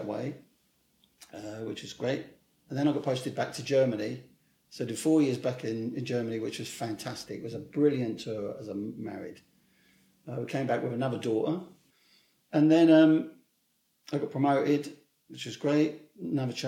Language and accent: English; Hemel Hempstead, East of England, United Kingdom; moved away as an adult; There was a big reception in Hempstead, my hometown